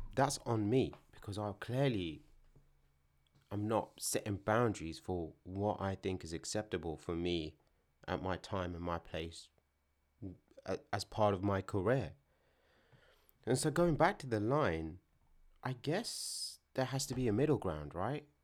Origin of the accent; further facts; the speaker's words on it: London, United Kingdom; where I'm from isn't London